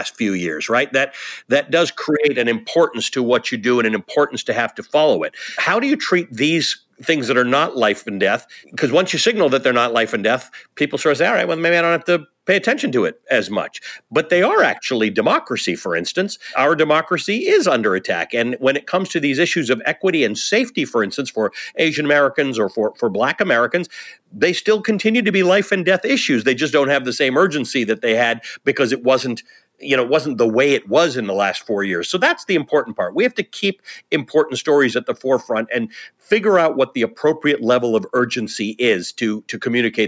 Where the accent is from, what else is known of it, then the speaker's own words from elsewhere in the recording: Canada; now in United States; My people are in Canada. I'm Canadian originally. My parents are there